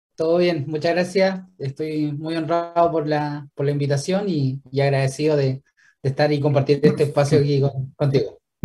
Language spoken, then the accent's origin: Spanish; Villarrica, Araucanía, Chile; moved away; yo soy de Villarrica